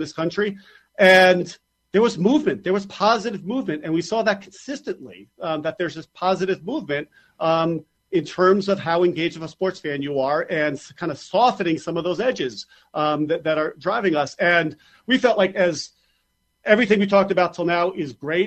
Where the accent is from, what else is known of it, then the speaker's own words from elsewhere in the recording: New York, United States; as a New Yorker